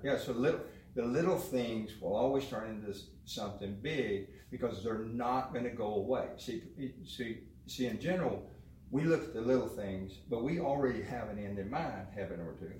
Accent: McGregor, Texas, United States; also born or lived in Midland, Texas / Waco, Texas; nine I moved to McGregor

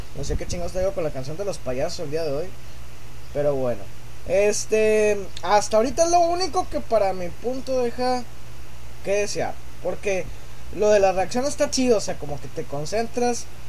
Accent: Mexico; yo no soy gringo, soy un zombie mexicano

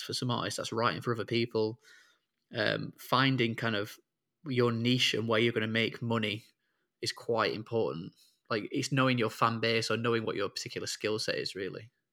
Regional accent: Sheffield, Yorkshire and the Humber, United Kingdom; moved away as an adult; now in Liverpool, United Kingdom; I'm from Sheffield originally, and but I've lived in Liverpool now ever since uni

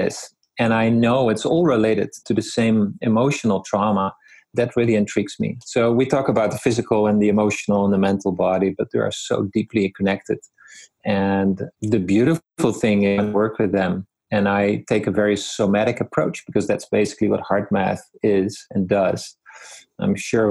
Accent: Netherlands; moved away as an adult; now in Vernon, Canada; I grew up in the Netherlands

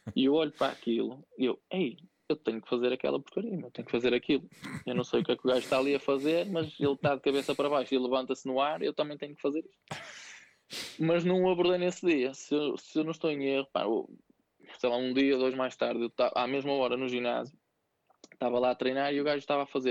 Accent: Santo Tirso, Norte, Portugal; also born or lived in Vila das Aves / Viseu; sou natural de, de Santo Tirso, do Conselho de Santo Tirso

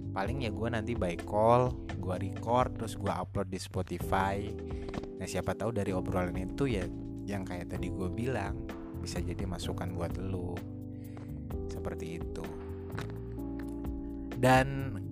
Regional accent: Jakarta, Indonesia; karena gue lahir besar di Jakarta tapi gue punya darah Jawa juga jadi gue biasa dipanggil mas dan gue juga punya darah Sunda juga

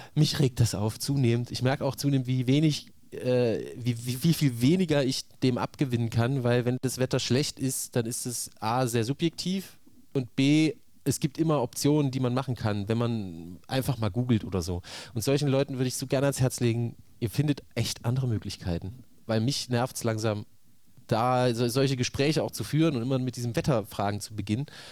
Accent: near Saalfeld, Thuringia, Germany; moved away as an adult; also born or lived in Leipzig; das ist ja so nah an meinem Heimatort gewesen, dass äh, sowohl in der Grundschule als auch später am Gymnasium

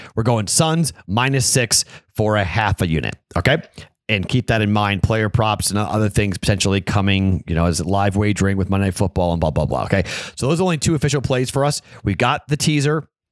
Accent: Andover, Massachusetts, United States; moved away; My hometown of Andover, Massachusetts is, like, literally ten miles from the New Hampshire border.

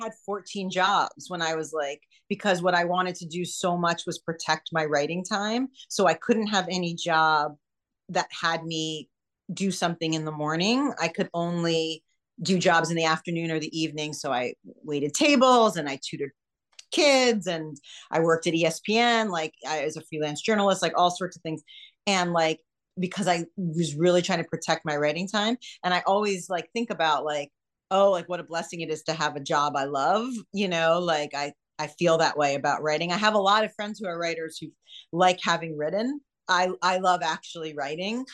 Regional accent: New York, United States; moved away as an adult; now in California, United States; I'm a New Yorker and I moved out here for my husband

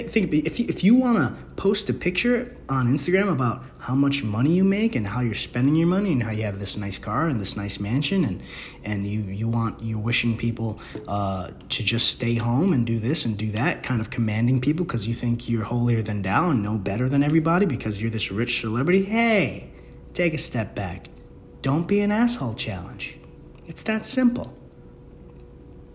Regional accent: New York City, New York, United States; I'm from the Bronx

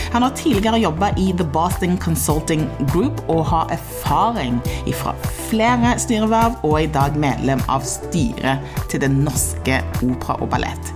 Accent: Stavanger, Rogaland, Norway; moved away; jeg er jo fra Stavanger eh, sjøl

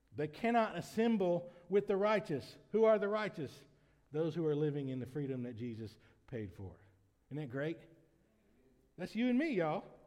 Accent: United States; as an American citizen

